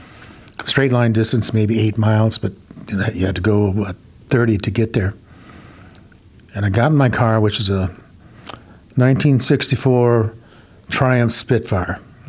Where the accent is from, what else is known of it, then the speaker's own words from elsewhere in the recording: United States; And I was an Indian. I am an Indian.